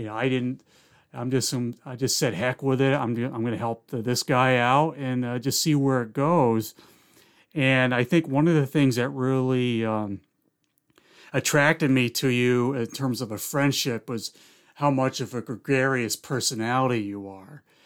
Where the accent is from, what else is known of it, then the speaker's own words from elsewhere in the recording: Philmont, New York, United States; also born or lived in Indian Lake, New York; I moved from Indian Lake, we moved down to Philmont, New York, which was where my mom's side of the family was